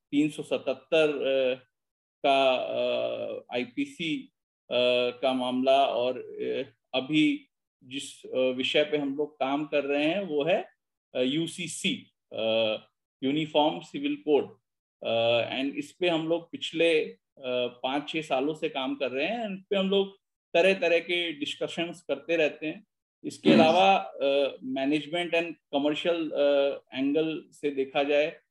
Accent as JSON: {"language": "Hindi", "town": "Lucknow", "region": "Uttar Pradesh", "country": "India", "said": "मैं क्योंकि लखनऊ से आता हूँ तो थोड़ा उर्दू का मिक्सचर आ जाएगा मेरे बोलचाल में"}